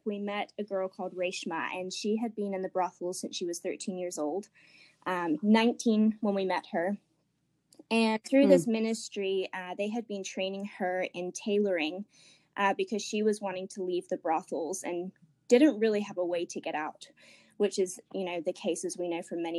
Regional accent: England, United Kingdom; moved away as an adult; also born or lived in Ecuador; now in Asheville, United States; But I am originally from England. I was there most of my sort of like childhood, but I did live in Ecuador for 4 years as a missionary kid with my family

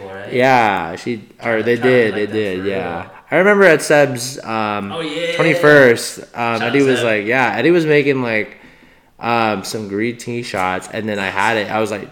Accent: New York City, New York, United States; I'm from New York, guys.

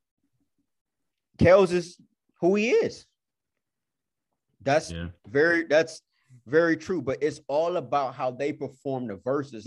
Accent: Cleveland, Ohio, United States; I'm from Cleveland

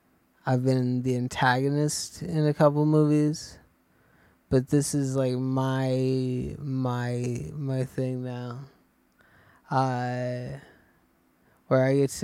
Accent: England, United Kingdom; I'm from England, and I was in Pacific Rim.

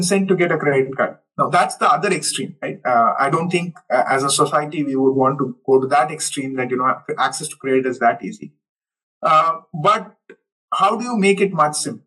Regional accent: Hubballi, Karnataka, India; moved away as an adult; also born or lived in United States / Europe; close to my hometown, say Hubballi

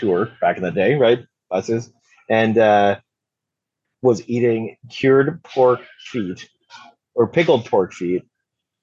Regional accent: Canada; I'm a British Canadian.

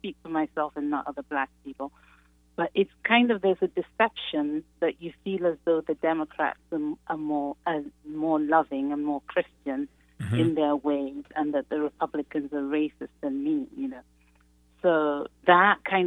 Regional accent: Nigeria; now in Chicago, United States; I'm originally from Nigeria, from a Muslim family.

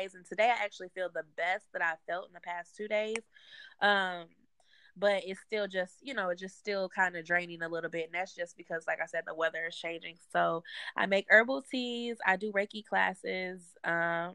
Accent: Detroit, Michigan, United States; now in Atlanta, United States; I'm from Detroit

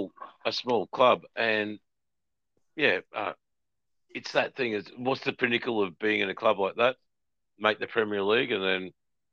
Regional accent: North East England, United Kingdom; I'm a Geordie

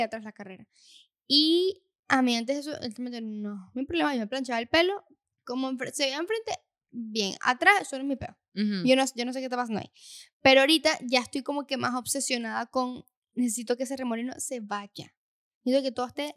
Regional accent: Venezuela; moved away; en nuestro caso de donde somos, en Venezuela

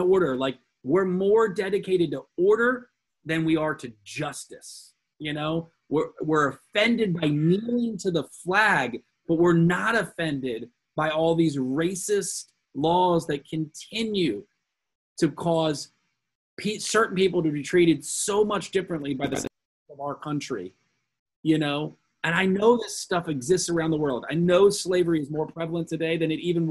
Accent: United States; being an American

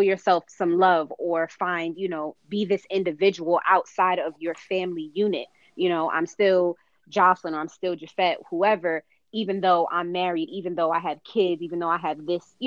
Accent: New York City, New York, United States; I'm a native New Yorker, born and raised in Manhattan, in El Barrio

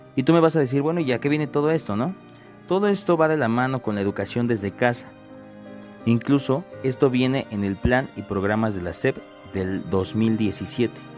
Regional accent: Mexico; como mexicanos

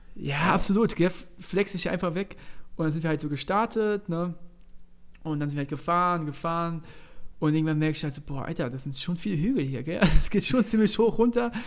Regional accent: Mainz, Rhineland-Palatinate, Germany; wir kommen aus Mainz

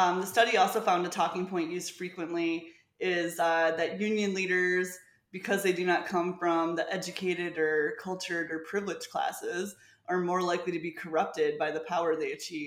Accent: Michigan, United States; I'm from Michigan.

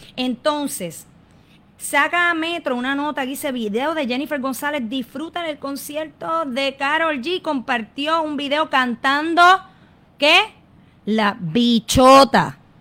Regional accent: Puerto Rico; lo que somos como pueblo puertorriqueño

